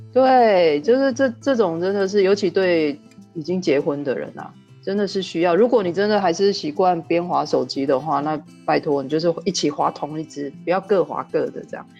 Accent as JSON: {"language": "Chinese", "region": "Yunlin County", "country": "Taiwan", "said": "二十年前我们云林人都在封果根咖啡"}